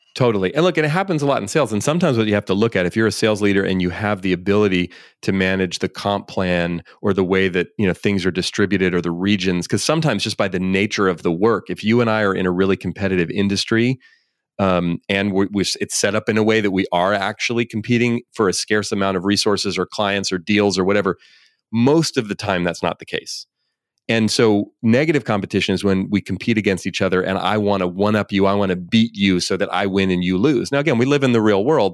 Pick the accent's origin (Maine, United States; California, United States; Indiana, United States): California, United States; Bay Area; I grew up here in the Bay Area